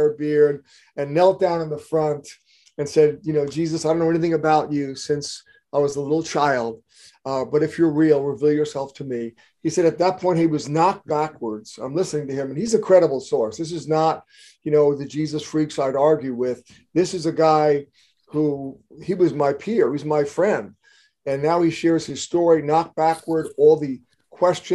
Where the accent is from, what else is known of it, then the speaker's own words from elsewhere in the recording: East Coast, United States; moved away as an adult; I was raised on the East Coast.